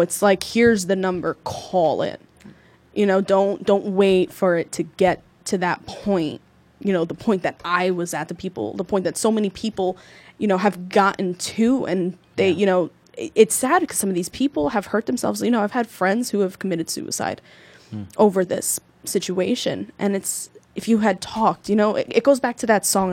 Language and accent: English; Newark, New Jersey, United States; I grew up in the Ironbound, two mm. blocks away from East Side